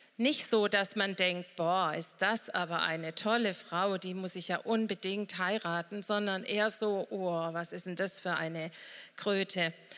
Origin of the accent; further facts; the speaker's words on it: St. Johann, Baden-Württemberg, Germany; wir kommen von der rauen Alp, wo es aber auch heute bestimmt ganz schön warm ist. St. Johann, Bleichstetten